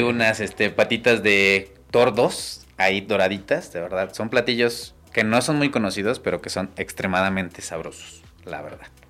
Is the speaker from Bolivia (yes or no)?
no; El Nith, Hidalgo, Mexico; now in Pachuca, Mexico; me regreso a mi pueblo, al NIT